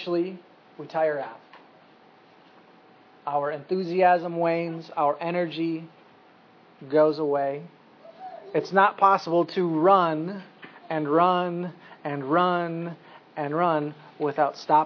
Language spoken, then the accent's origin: English; United States; as Americans